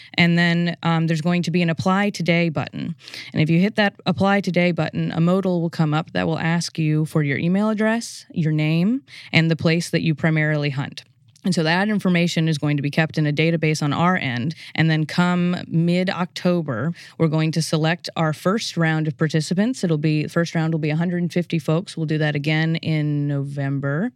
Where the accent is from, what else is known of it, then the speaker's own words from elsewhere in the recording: New Orleans, Louisiana, United States; moved away; I'm originally from the New Orleans area in Louisiana.